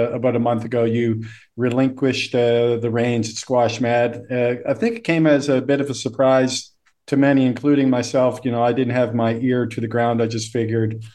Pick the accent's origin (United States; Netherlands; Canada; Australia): Canada; Halifax, Nova Scotia; moved away; Halifax, where I'm from